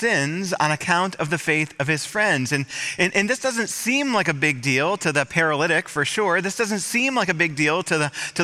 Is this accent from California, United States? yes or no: no; Michigan, United States; moved away; in my hometown, in my home state. I was speaking for a whole week in Michigan